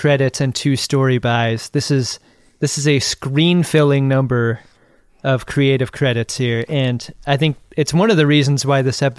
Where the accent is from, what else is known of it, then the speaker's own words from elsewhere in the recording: Ireland; because I don't know if you've noticed, I'm Irish, and my people have fought for a long time against this fucking stereotype.